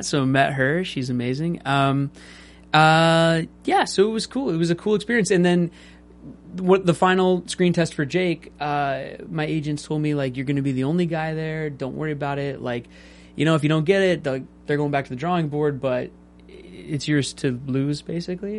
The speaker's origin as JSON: {"language": "English", "town": "Seattle", "region": "Washington", "country": "United States", "tie": "born or raised there", "said": "I was raised in Seattle"}